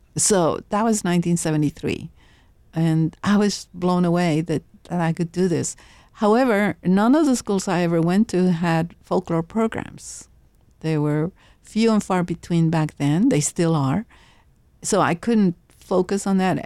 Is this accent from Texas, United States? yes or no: yes; Laredo, Texas, United States; My mother would go shopping downtown in Laredo